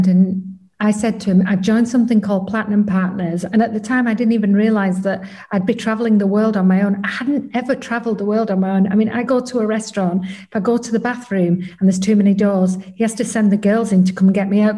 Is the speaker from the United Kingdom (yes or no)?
yes; England, United Kingdom; I'm from England